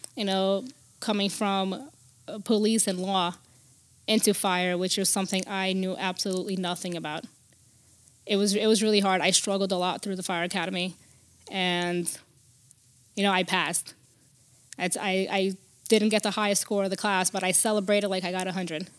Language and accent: English; Newark, New Jersey, United States; also born or lived in Brazil; I, I grew up in Newark, Newark, New Jersey, in the, the um, Brick City.